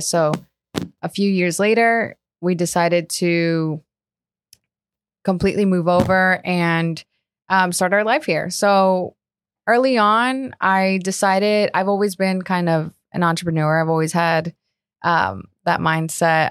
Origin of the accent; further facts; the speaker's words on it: Colombia; also born or lived in Margate, Florida; now in South Florida, United States; born and raised in Colombia.